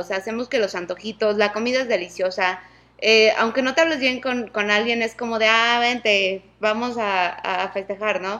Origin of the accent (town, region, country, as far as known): Mexico